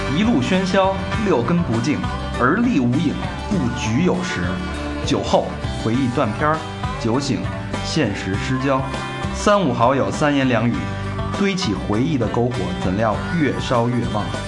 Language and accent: Chinese; Beijing, China; 而且是幺幺零幺零幺的